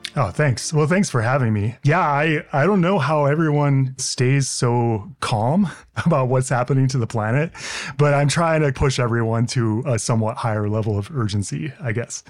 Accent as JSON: {"language": "English", "town": "Hinsdale", "region": "Illinois", "country": "United States", "tie": "born or raised there", "said": "I grew up outside of Chicago"}